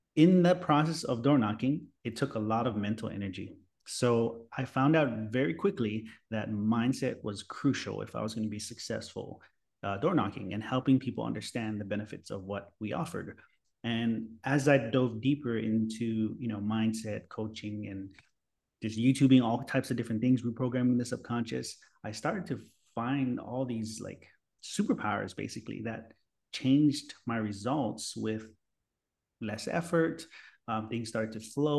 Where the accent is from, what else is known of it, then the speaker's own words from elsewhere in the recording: Hawaii, United States; moved away as an adult; also born or lived in San Diego; now in Florida, United States; So I was born and raised in Hawaii. And right now I live in Florida.